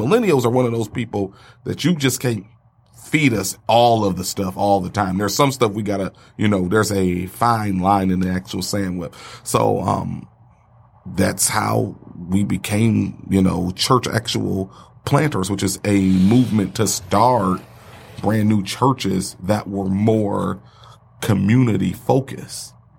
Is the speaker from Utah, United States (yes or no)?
no; Detroit, Michigan, United States; I'm from Detroit